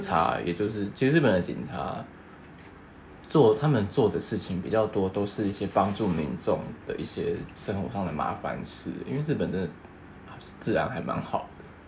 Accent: Taiwan; moved away as an adult; now in Japan; 身为台湾人

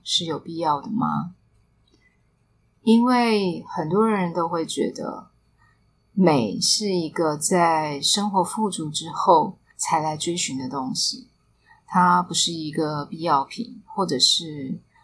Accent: Taipei, Taiwan; 我记得我小时候其实是不是很喜欢离开 台北去到其他的乡镇

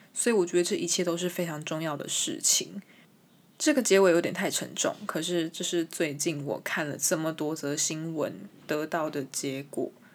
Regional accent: Taiwan; first language Chinese; 我身为一个台湾人，我身为一个 从小接触中文，母语也是中文的人

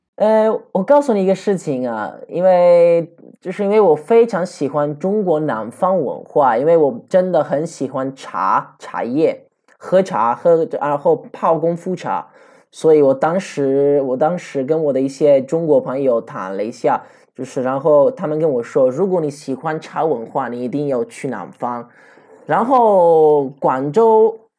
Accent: Venice, Veneto, Italy; Chinese is a second language; moved away as an adult; also born or lived in Sicily / Xiamen, China / Guangzhou, China; 我在，我在西西里出生的，我在威尼斯长大的，我是在，然后我在中国成熟的

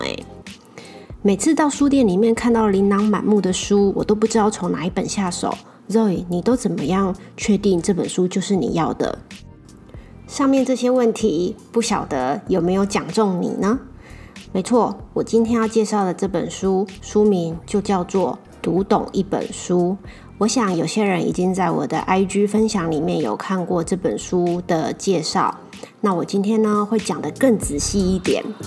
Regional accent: Taiwan; 我们土生土长的台湾人

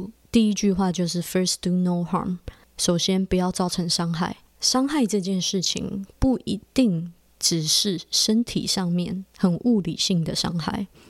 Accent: Taiwan; now in Canada; 我是在加拿大，我不是加拿大的原住民，我也不是。好几代都在加拿大的白人，我就是一个从台湾来移民到加拿大的移民家庭

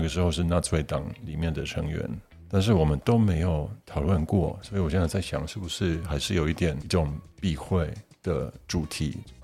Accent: Germany; also born or lived in Poland; 我也是在德国长大的

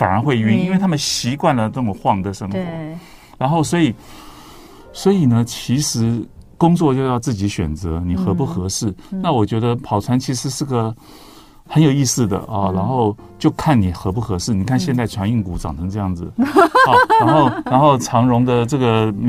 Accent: Taiwan; 我们我们台湾

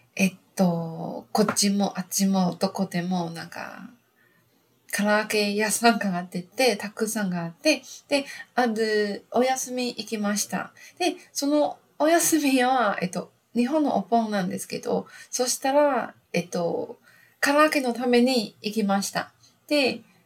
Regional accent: Taiwan; Japanese is a second language; also born or lived in Fukuoka, Japan / Gold Coast, Australia; 私、台湾人

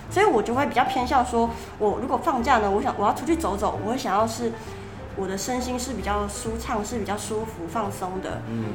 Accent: Taichung, Taiwan; 我台中人啊

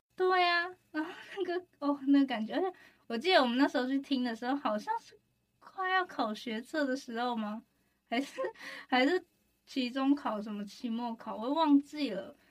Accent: Taoyuan, Taiwan; 我桃园人啊

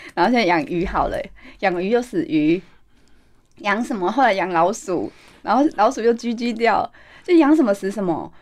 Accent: Taiwan; 我们台湾人

